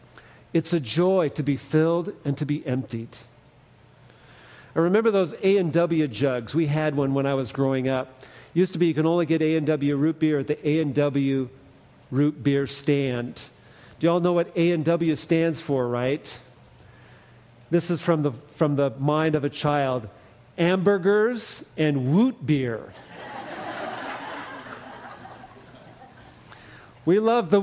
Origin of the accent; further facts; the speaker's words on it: Fresno, California, United States; I grew up in the Central Valley outside of Fresno